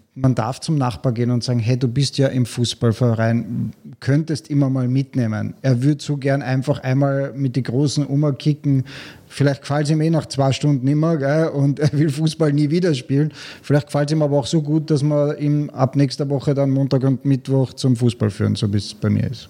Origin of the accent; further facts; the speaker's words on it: Vienna, Austria; now in Klagenfurt, Austria; ich bin in Wien aufgewachsen